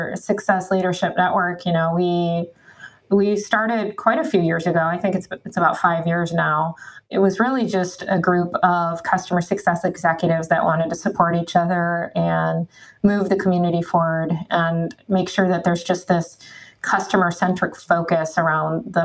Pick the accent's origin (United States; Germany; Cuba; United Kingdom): United States; Michigan; I grew up in Michigan.